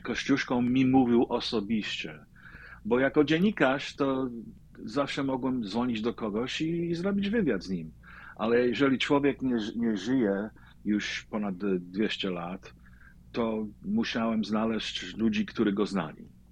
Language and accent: Polish; New York City, New York, United States; ja się urodziłem w Brooklynie, e, w polskiej dzielnicy Greenpoint